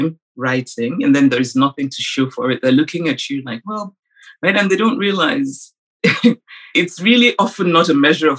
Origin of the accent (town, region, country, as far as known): Nsukka, Enugu State, Nigeria; born or raised there